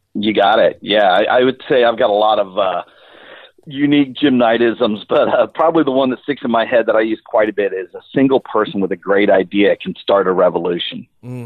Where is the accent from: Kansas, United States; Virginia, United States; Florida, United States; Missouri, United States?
Florida, United States; Central; I'm from Central Florida